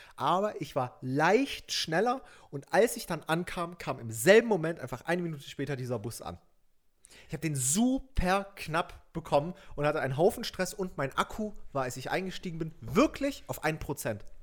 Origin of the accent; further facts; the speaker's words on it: Saxony, Germany; now in Berlin, Germany; nach Sachsen in meine Heimat